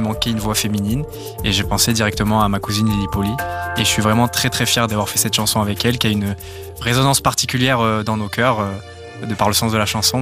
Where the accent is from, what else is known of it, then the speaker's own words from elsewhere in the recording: Belgrade, Serbia; moved away; also born or lived in Nice, France; J'ai vécu toute mon enfance à Belgrade, en Serbie